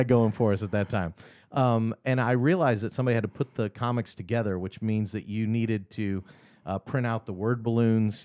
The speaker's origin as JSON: {"language": "English", "town": "Kansas City", "region": "Missouri", "country": "United States", "tie": "born or raised there", "moved": "yes", "lives_now": "Augusta, United States", "said": "I grew up in Kansas City"}